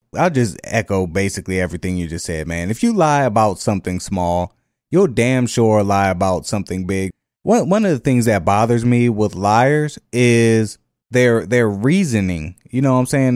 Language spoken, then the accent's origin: English; the North, United States; now in Jefferson Parish, Louisiana, United States; I'm from the North